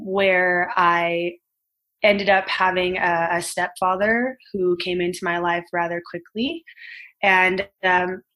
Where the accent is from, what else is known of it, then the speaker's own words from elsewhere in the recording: Los Angeles, California, United States; I was living in Reseda, California. I grew up here. I was born and raised in California.